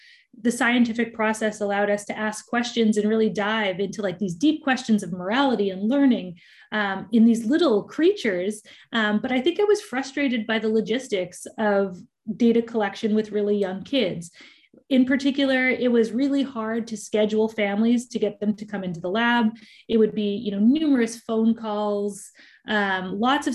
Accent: Richmond, British Columbia, Canada; I grew up in Richmond, British Columbia

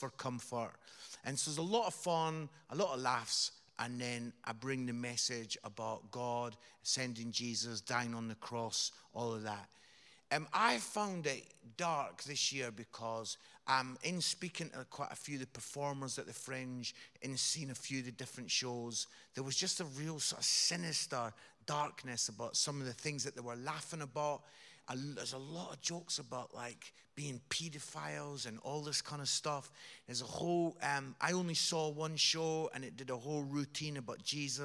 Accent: Edinburgh, Scotland, United Kingdom; accent: Scottish; Scotland. Yeah. Edinburgh. I'm from Edinburgh.

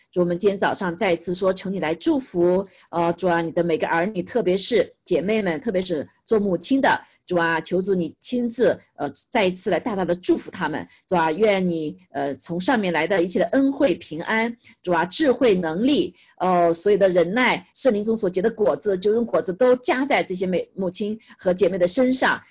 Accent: China; 但我们中国人是很特别哈

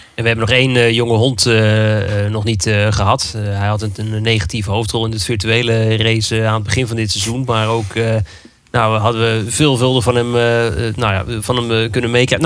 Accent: Netherlands; als Nederlanders

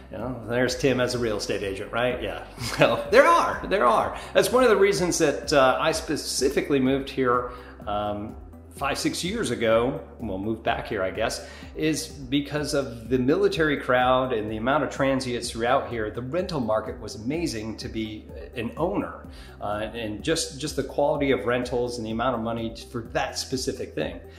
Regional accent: New York, United States; now in Florida, United States; as a Northerner coming from New York, um, yeah, it's uh, it was nice to, for it to kind of cool down.

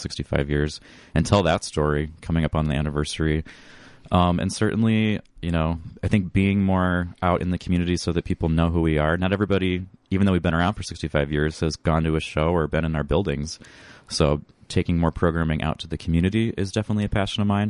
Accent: Northwest Iowa, United States; also born or lived in Sioux Falls, South Dakota; now in Northfield, United States; Originally, I'm from Northwest Iowa

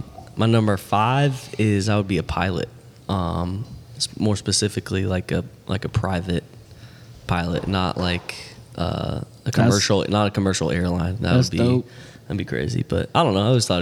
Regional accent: Sarasota, Florida, United States; I grew up in Sarasota.

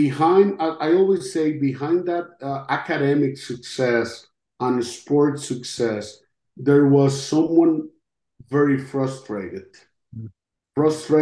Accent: Costa Rica; first language Spanish; English is a second language; moved away as an adult; now in United States; I'm from Costa Rica.

